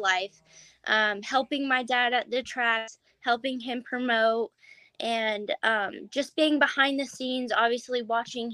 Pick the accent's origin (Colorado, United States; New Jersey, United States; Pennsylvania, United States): Colorado, United States; Broomfield; I am from Broomfield, Colorado.